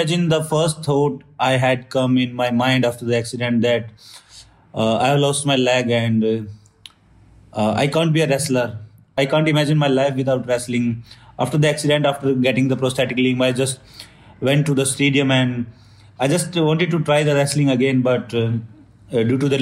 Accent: Sonipat, Haryana, India; I'm from Sonipat, Haryana village

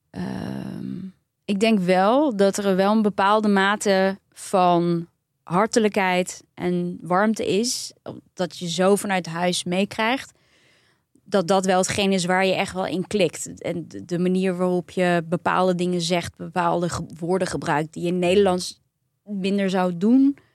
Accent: Turkey; Ik dacht, oh ja, ik ben Turks, maar ik ben niet echt Turks.

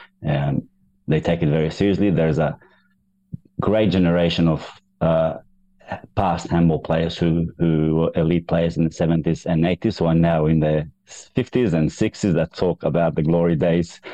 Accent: Kosovo; now in Australia; I grew up in Kosovo, the former Yugoslavia

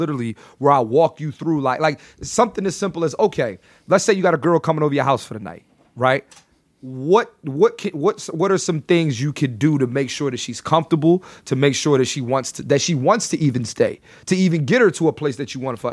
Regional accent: Philadelphia, Pennsylvania, United States; also born or lived in New York; I'm born and raised in Philly

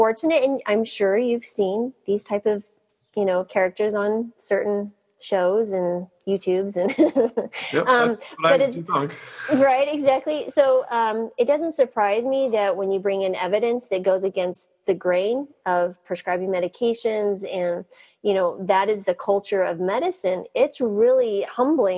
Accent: New Mexico, United States; I grew up in the Western Southwest, New Mexico

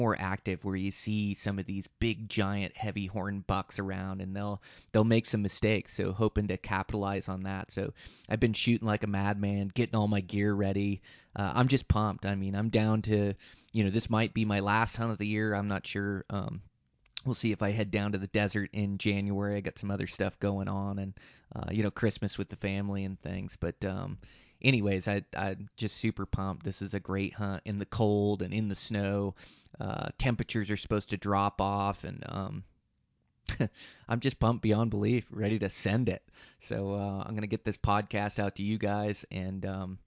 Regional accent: Montana, United States; my home state of Montana

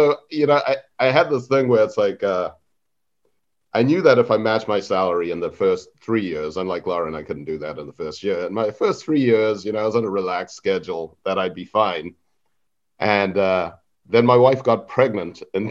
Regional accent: Zimbabwe; moved away; also born or lived in Harare; I was born and raised in Zimbabwe

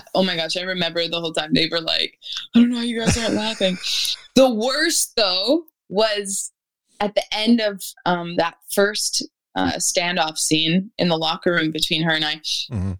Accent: Winnipeg, Manitoba, Canada; I'm from Winnipeg

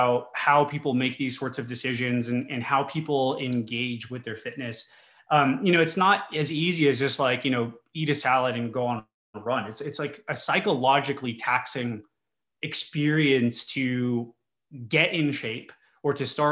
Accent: El Paso, Texas, United States; So I'm from the border. I'm from El Paso, Texas, and I grew up in a Hispanic family

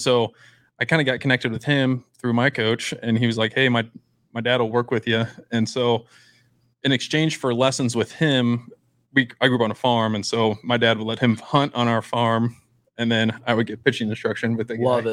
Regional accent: Beatrice, Nebraska, United States; I'm from Beatrice.

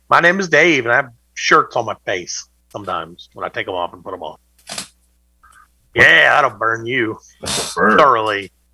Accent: the South, United States; I'm from the South.

